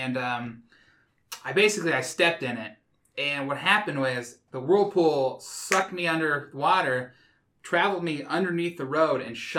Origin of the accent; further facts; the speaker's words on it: Bloomfield, Indiana, United States; So I grew up in Bloomfield.